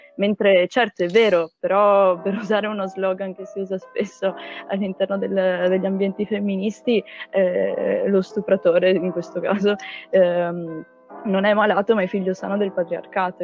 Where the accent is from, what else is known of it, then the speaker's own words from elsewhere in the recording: Trieste, Friuli-Venezia Giulia, Italy; moved away as an adult; now in Milan, Italy; sono triestina patocca